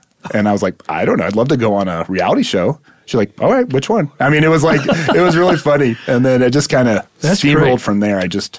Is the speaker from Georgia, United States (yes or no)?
no; Louisville, Colorado, United States; also born or lived in California; So born and raised in Louisville, Colorado.